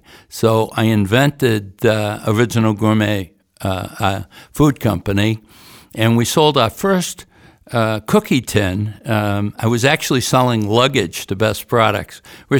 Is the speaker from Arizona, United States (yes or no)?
no; Boston, Massachusetts, United States; born there; now in New Hampshire, United States; I was born in the Boston area, and I wanted to come home. But I chose New Hampshire versus Boston to come home.